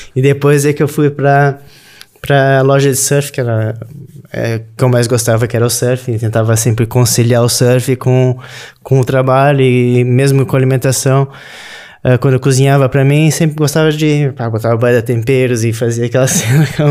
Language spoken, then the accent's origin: Portuguese; Rio Grande do Sul, Brazil; moved away as an adult; also born or lived in Florianópolis, Santa Catarina; now in Portugal; Eu sou do sul do Brasil, Rio Grande do Sul